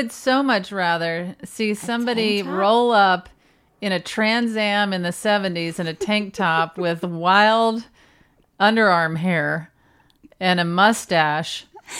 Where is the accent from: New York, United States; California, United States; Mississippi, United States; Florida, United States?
Mississippi, United States; I'm from Mississippi.